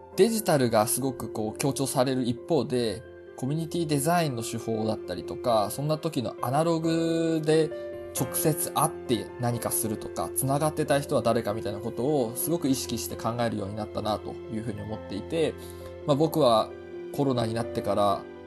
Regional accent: Hamamatsu, Shizuoka, Japan; moved away; 僕は地元の浜松をイメージしたんですけど

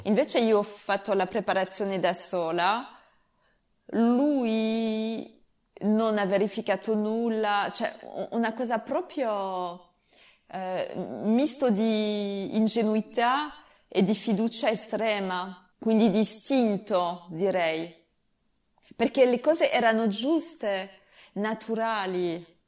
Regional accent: France; Italian is a second language; perché sono francese capisco l'italiano

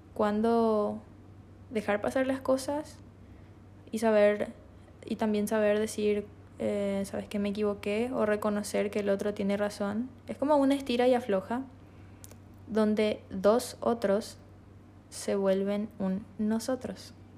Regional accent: Asunción, Paraguay; moved away as an adult; now in Encarnación, Paraguay; soy de Asunción. Recientemente me mudé

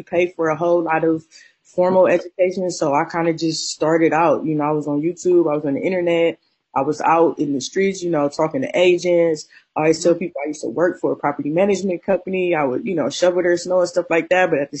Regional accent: Akron, Ohio, United States; also born or lived in Cleveland, Ohio; I was born and raised in Akron, Ohio.

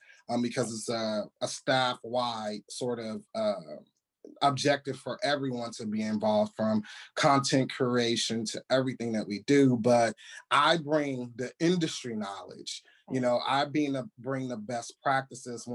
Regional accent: California, United States; moved away as an adult; now in Washington, DC, United States; California, my home state in LA, in Santa Monica

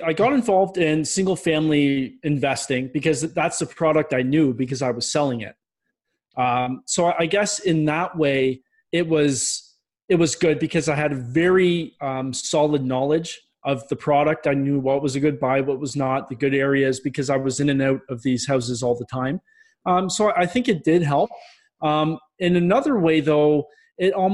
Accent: Ontario, Canada; also born or lived in Minnesota; I'm originally from Ontario in Canada. So I went back home

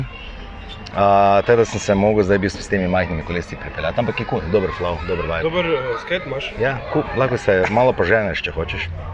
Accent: Maribor, Podravska, Slovenia; also born or lived in Borova vas, Maribor; jaz sem iz Tabora, trenutno pa živim v Borovi vasi

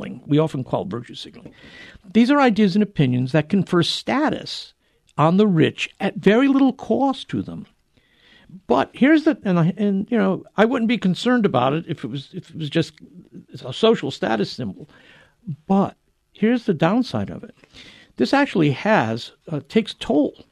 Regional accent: New England, United States; I grew up in New England

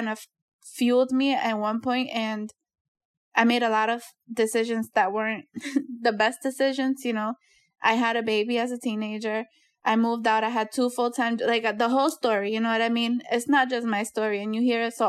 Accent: Worcester, Massachusetts, United States; I was a Boys and Girls Club kid, born and raised in Worcester

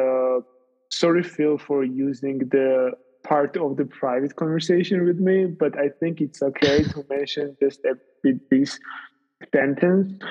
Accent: Tbilisi, Georgia; moved away as an adult; also born or lived in Italy; I have not been in Georgia, in my hometown Tbilisi, for approximately 2 years.

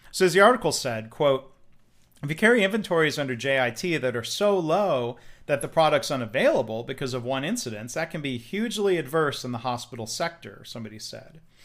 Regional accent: Detroit, Michigan, United States; I grew up around Detroit

